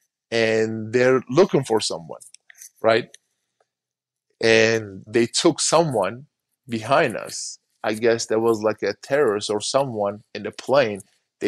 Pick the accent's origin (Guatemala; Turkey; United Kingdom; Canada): Turkey; now in United States; I still count as a Turkish citizen, so they could have just sent me back to Turkey